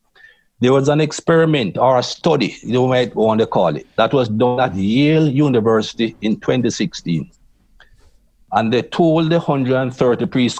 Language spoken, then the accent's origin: English; Jamaica; moved away; also born or lived in England; I grew up in Jamaica. And as a young man, there was racism in Jamaica